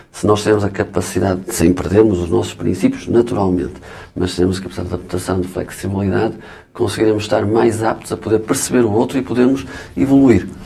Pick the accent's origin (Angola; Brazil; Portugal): Portugal; Alcobaça, Centro; sou de Alcobaça